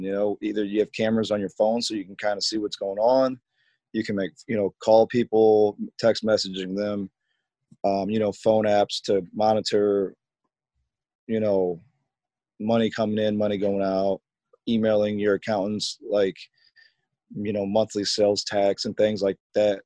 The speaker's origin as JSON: {"language": "English", "town": "Rock Island", "region": "Illinois", "country": "United States", "said": "I am from Rock Island, Illinois. I graduated from Rocky in 2003"}